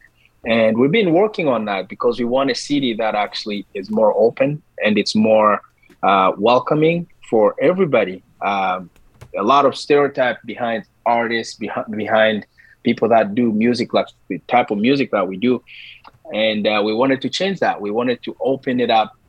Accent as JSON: {"language": "English", "country": "DR Congo", "moved": "as an adult", "lives_now": "Canada", "said": "I am a Canadian, but also I am an African from the Republic, the Democratic Republic of Congo. I've been here in Canada for 12 years now"}